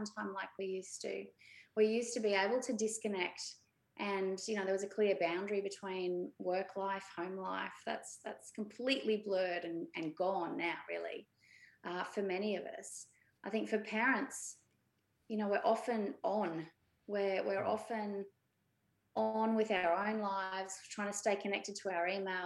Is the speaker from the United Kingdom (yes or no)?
no; Brisbane, Queensland, Australia; I grew up in Brisbane and I'm one of six